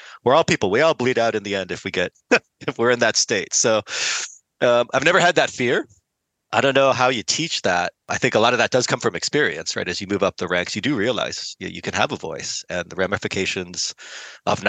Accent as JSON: {"language": "English", "country": "United States", "tie": "born or raised there", "said": "I was born here in the States"}